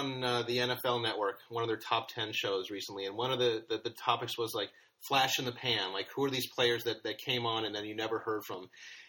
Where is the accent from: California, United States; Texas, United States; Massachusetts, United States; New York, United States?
California, United States; Los Angeles; growing up in Los Angeles and being Los Angeles Rams fans.